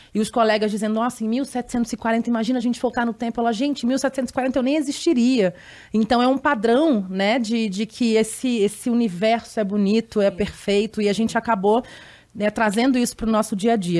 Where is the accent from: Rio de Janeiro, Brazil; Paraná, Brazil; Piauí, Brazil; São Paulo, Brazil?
Rio de Janeiro, Brazil; eu sou do Rio também